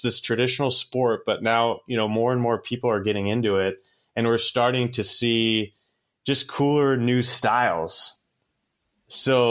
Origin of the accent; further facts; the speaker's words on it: Portland, Oregon, United States; I grew up in Portland, Oregon, and in the Northwest.